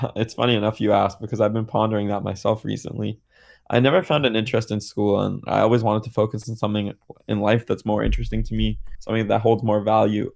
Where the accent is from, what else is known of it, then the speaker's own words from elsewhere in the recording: Canada; So, I'm Canadian